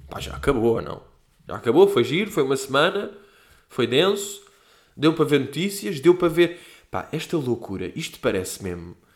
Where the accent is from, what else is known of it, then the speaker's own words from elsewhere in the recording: Portugal; Olha, eu não falo disto porque eu sou português.